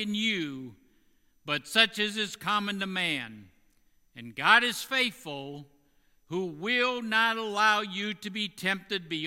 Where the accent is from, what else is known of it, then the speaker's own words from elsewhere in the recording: Indiana, United States; in Indiana, my home state